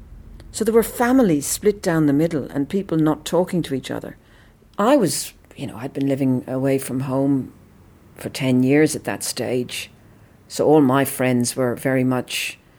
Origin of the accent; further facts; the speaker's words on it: Dublin, Leinster, Ireland; moved away as an adult; now in Austinmer, Australia; I come from Dublin originally, and I live in Australia, in a place called Austenmere